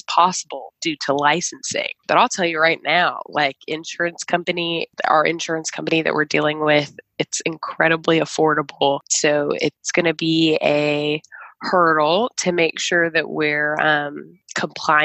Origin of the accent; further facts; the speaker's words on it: Chicago, Illinois, United States; moved away; I am from Chicago, Illinois